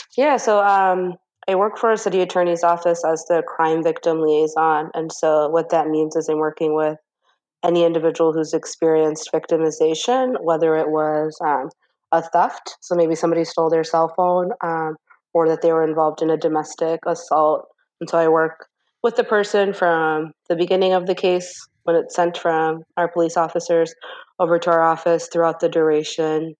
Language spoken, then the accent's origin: English; Minneapolis, Minnesota, United States; I was born here in Minneapolis um, in Cedar Riverside